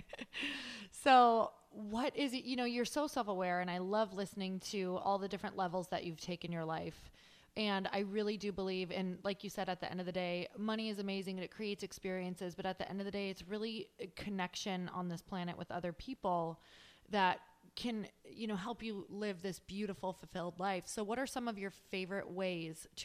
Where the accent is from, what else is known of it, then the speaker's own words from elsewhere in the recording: Marquette, Michigan, United States; moved away; also born or lived in Wisconsin / Minneapolis; I'm actually from Marquette, Michigan, which, if you have no idea where that is, it's Upper Michigan